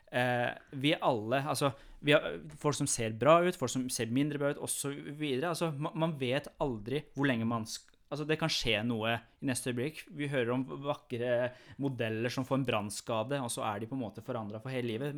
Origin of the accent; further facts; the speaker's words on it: Iran; now in Norway; jeg kommer jo fra Iran.